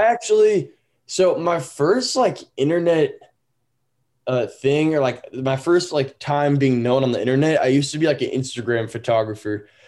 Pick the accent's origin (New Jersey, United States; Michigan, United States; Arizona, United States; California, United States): California, United States; Danville; also born or lived in Walnut Creek, California; now in Utah, United States; I grew up in Northern California, but I'm currently based in Utah